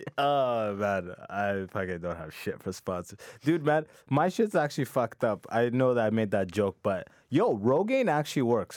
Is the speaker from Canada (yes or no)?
yes; London, Ontario, Canada; also born or lived in Sudan; I grew up in London, it's, like, two hours away from